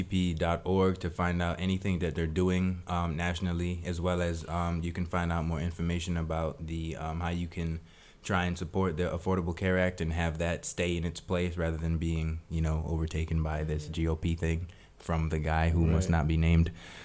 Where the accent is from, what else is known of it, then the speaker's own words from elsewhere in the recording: Jamaica; now in United States; I wasn't born in America. Really, I was born in Jamaica